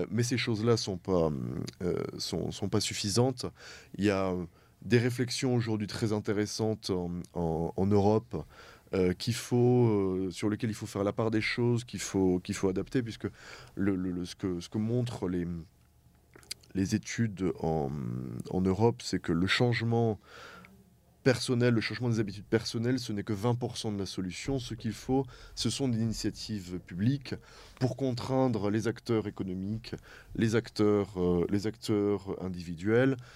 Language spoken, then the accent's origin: French; France; moved away as an adult; now in Erbil, Iraq; en tant que Français